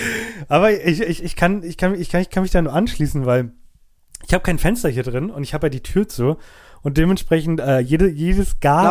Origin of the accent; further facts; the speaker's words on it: Germany; unsere deutsche Welt